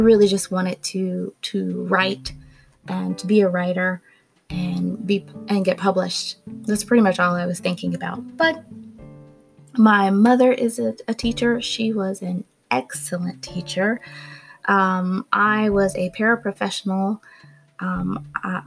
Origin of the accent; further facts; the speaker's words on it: Gainesville, Florida, United States; moved away as an adult; also born or lived in Missoula, Montana; I'm originally from Gainesville, Florida